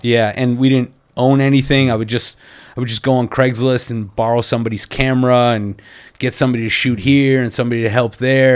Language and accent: English; Canada; also born or lived in New York; now in Los Angeles, United States; I'm Canadian